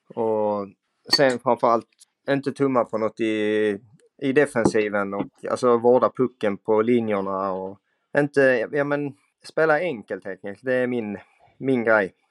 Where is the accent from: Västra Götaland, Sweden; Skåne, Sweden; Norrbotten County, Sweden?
Skåne, Sweden; moved away as an adult; now in Umeå, Sweden; Jag är 27 år från Skåne som eh, numera spelar i Björklöven